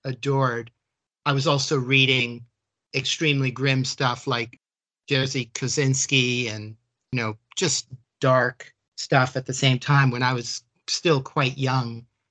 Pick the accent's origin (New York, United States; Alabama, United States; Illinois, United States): New York, United States; New York City; moved away; also born or lived in southern Spain; I was born and raised in New York City, but then left as soon as my father could get out.